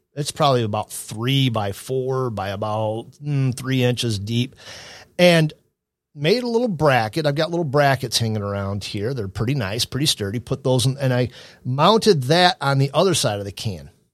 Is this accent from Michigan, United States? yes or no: yes; Adrian, Michigan, United States; my hometown of Adrian, Michigan